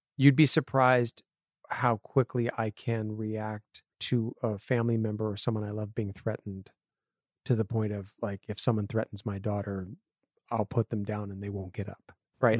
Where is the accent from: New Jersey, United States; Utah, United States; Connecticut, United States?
Connecticut, United States; moved away as an adult; also born or lived in Appleton, Wisconsin / San Diego / Los Angeles; I grew up in Connecticut